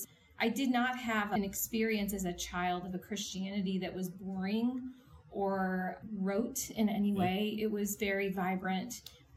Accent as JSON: {"language": "English", "town": "New Orleans", "region": "Louisiana", "country": "United States", "tie": "born or raised there", "also_born_or_lived": "California / Seattle", "said": "I was born in Southern California and then lived for a time in Seattle and then ended up in New Orleans, and that's where my dad retired."}